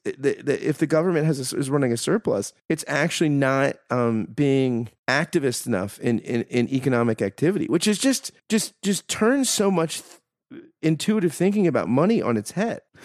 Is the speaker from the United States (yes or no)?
yes; United States; as an American